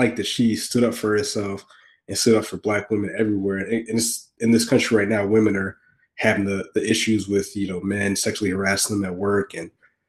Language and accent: English; Augusta, Georgia, United States; moved away; I'm a Southerner from Augusta